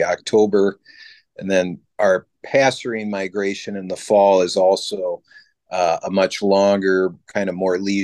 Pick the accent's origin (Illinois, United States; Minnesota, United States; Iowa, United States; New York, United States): Iowa, United States; Cedar Rapids; as a kid growing up in Cedar Rapids